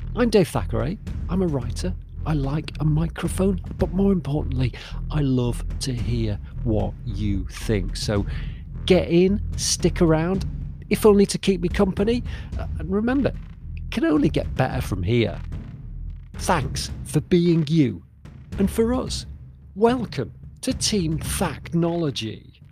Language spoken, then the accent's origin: English; Southport, North West England, United Kingdom; my hometown of Southport